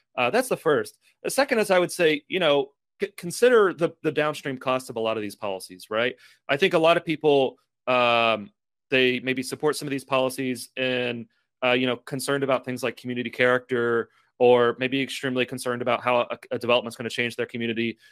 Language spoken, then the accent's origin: English; Lexington, Kentucky, United States; I'm from Lexington, Kentucky